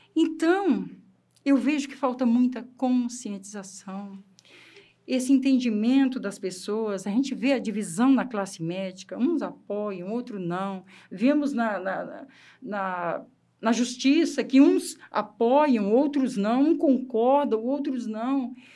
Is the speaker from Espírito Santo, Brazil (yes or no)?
yes; Espírito Santo, Brazil; eu sou capixaba, aquela terra molecada, tudo na rua